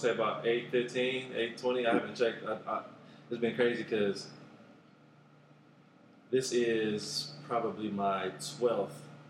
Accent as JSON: {"language": "English", "town": "Oakland", "region": "California", "country": "United States", "tie": "born or raised there", "said": "Born and raised in Oakland. I think I was probably one of the last couple of years that was legit born in Oakland, at Kaiser Oakland, before they shut down the maternity ward. I was born in 82."}